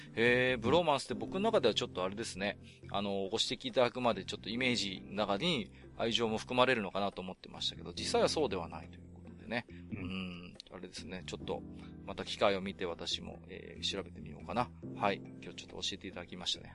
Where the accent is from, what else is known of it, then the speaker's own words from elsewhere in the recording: Iwate, Japan; 私も岩手の人間ですので